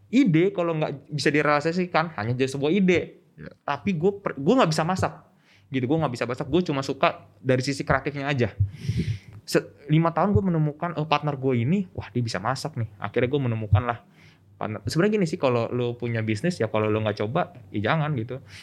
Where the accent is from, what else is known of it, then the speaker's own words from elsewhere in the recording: Bandung, West Java, Indonesia; gue orang Bandung kan ya bukannya gue menjelekkan orang Bandung